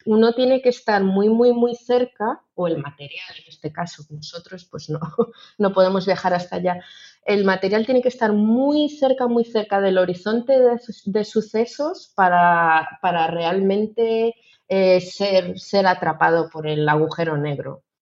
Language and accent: Spanish; Ourense, Galicia, Spain; yo que soy de Orense